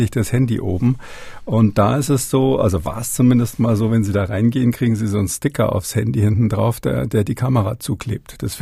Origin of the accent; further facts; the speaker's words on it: Berlin, Germany; Also als Berliner kommt man da nicht ganz drum rum.